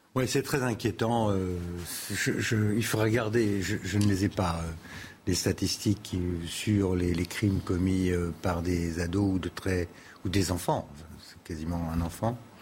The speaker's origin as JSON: {"language": "French", "country": "France", "said": "chez nous en France"}